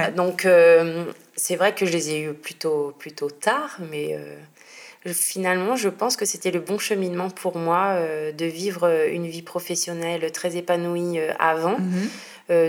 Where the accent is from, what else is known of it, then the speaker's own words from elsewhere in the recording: Normandy, France; moved away as an adult; now in Marseille, France; J'habite à Marseille, mais je suis normande à la base.